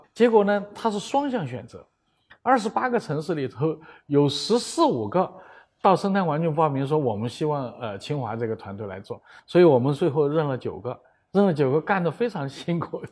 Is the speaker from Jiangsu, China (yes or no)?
no; Chengdu, Sichuan, China; moved away; 我老家在成都